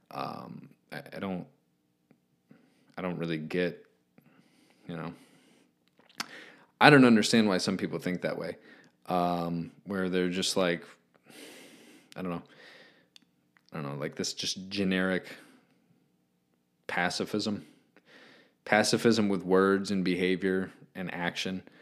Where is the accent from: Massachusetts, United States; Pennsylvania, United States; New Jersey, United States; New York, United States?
Pennsylvania, United States; Philadelphia; I'm from Philly. My parents went to Overbrook High School when he attended.